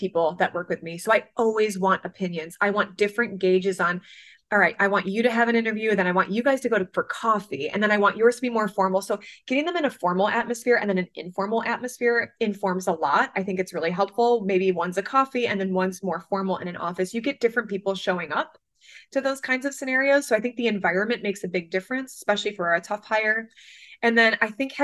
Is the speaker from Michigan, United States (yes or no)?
yes; Michigan, United States; moved away as an adult; now in New York, United States; growing up in Michigan, I never even saw an argument until I moved to New York 14 years ago